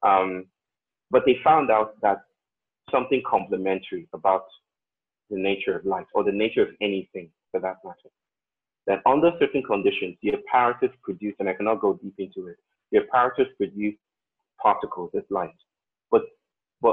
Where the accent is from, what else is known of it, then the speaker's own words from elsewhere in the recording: Nigeria; I grew up in Nigeria, most of the time in Nigeria